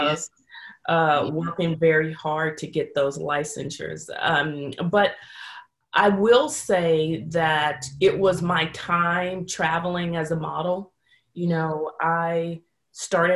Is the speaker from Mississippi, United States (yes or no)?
no; San Francisco Bay Area, California, United States; moved away; I'm originally born and raised in the San Francisco Bay Area